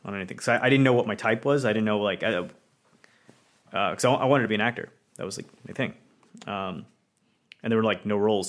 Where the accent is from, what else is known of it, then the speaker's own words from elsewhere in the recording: India; things were rough, not just, you know, for me as an Indian, but pretty much anyone, right?